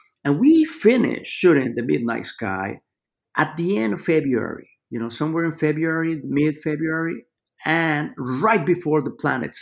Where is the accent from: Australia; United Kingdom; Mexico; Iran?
Mexico; Mexico City; also born or lived in New York; now in Los Angeles, United States; I grew up in Mexico City